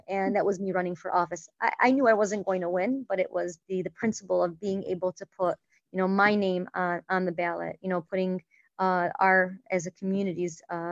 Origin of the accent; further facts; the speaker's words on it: Dearborn, Michigan, United States; I was born and raised in Dearborn, went to school, high school in Fortson